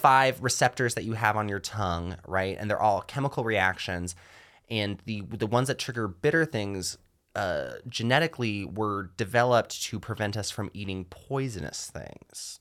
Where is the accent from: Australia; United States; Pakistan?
United States; rural North Georgia; the town I grew up in here in Georgia